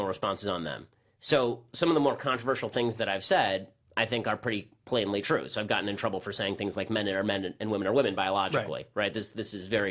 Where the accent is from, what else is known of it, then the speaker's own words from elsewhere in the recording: Los Angeles, California, United States; also born or lived in Boston; I grew up in North Hollywood and Burbank, and yeah, I've spent my entire life basically in L.A.